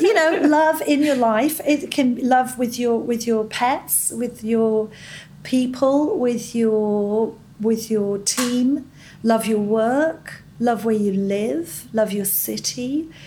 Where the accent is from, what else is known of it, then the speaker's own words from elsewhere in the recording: Scot, Scotland, United Kingdom; moved away as an adult; now in United States; I'm a Scot.